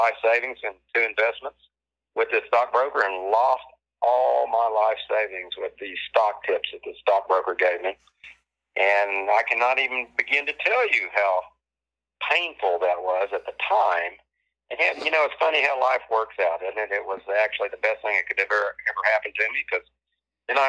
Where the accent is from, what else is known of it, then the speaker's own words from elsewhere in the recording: Hera, Oklahoma, United States; I grew up in Hera, Oklahoma, the big metropolis of Hera.